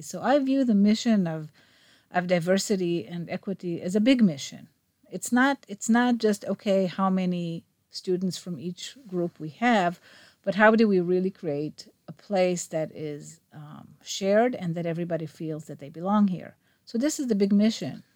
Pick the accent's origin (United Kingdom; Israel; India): Israel; Rehovot, Central District; I grew up in Rehovot.